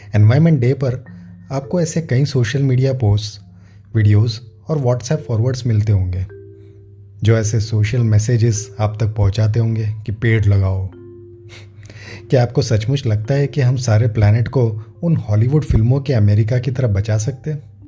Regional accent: Vadodara, Gujarat, India; सारा बचपन गोरवा वडोदरा के उस सरकारी स्कूल में कटा

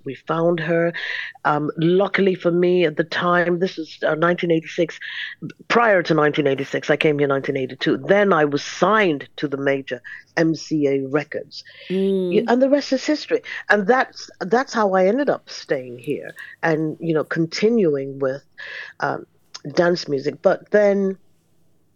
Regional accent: Nigeria; moved away; I am a Nigerian-born disco artist, dance artist. I'm originally Nigerian. I was actually born there

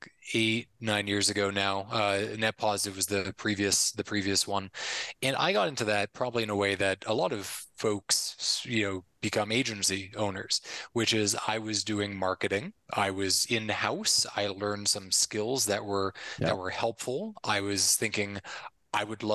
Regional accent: Connecticut, United States; moved away as an adult; also born or lived in Philadelphia, United States; now in Medellin, Colombia; born and raised in Connecticut, went to school in Philly.

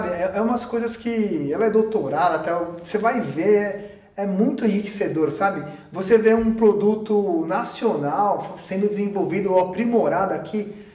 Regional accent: Brazil; A gente, pô, a gente é brasileira, né, A gente dá nó em pingo d'água, né

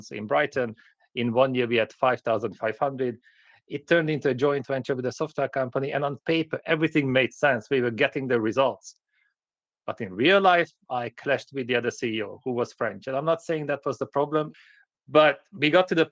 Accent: Hungary; moved away; also born or lived in United Kingdom; I grew up in Hungary

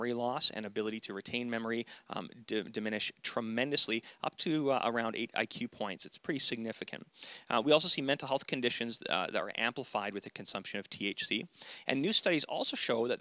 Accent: the Kootenays, British Columbia, Canada; we're from the Kootenays

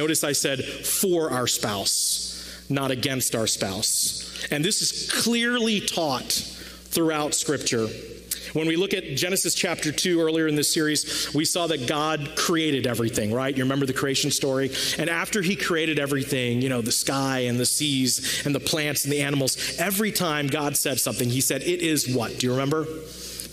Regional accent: India; I'm Indian

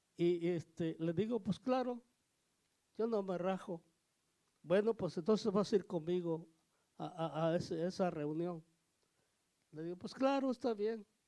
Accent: Oaxaca, Mexico; Yo soy de Oaxaca

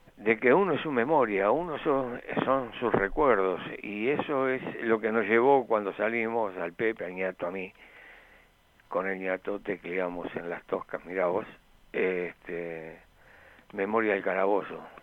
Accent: Florida, Uruguay; yo nací en Florida

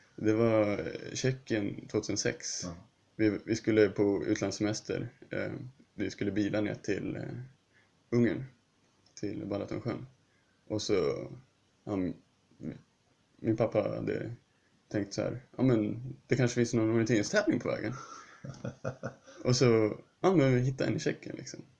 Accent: Sweden; also born or lived in Huddinge, Sweden

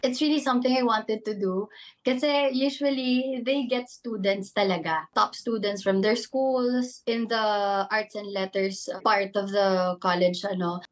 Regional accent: Calabarzon, Philippines; now in Manila, Philippines; I grew up in Cavite, pero I was born na rin talaga in Manila.

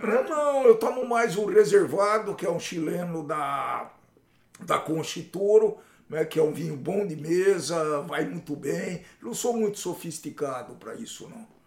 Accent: Jaboticabal, São Paulo, Brazil; na minha terra, Jabuticabal, né, na terra onde eu nasci

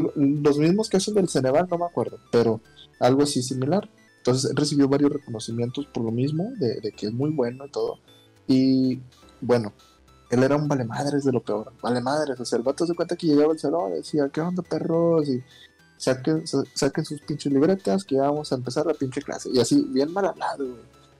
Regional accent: Monclova, Coahuila, Mexico; moved away; mi ciudad natal, allá Monclova, Monclova, Coahuila

